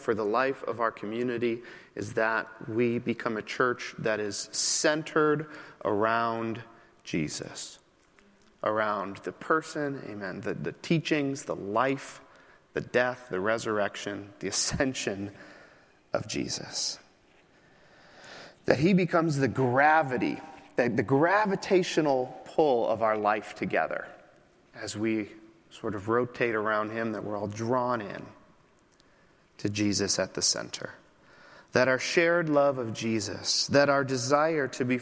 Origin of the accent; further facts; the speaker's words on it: Midwest, United States; moved away as an adult; also born or lived in New York City; now in Chicago, United States; I am from the Midwest